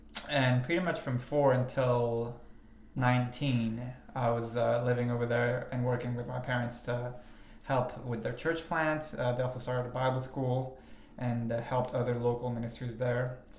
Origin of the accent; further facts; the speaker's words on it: Belgium; It was kind of interesting growing up in Belgium specifically, because like it's kind of like a hub, like a lot of people from all over the world end up in Brussels for some reason, so there wasn't like one set culture.